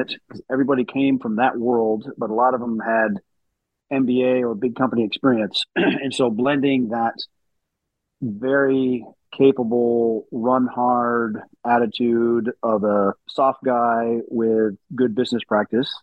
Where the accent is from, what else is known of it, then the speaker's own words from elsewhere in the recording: West Michigan, United States; I was born and raised in West Michigan